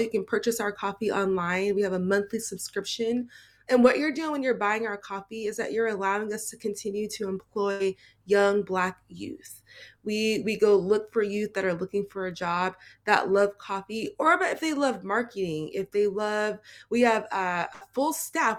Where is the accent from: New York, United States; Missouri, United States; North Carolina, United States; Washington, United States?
Washington, United States; Seattle; I am born and raised in Seattle, um, I stayed here my whole